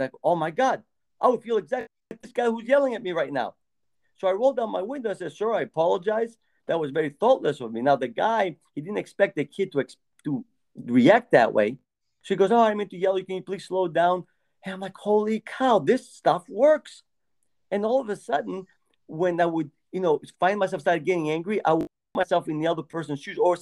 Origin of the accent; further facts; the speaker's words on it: Greece; moved away; I was raised in Greece. And when I lived there, thin was the norm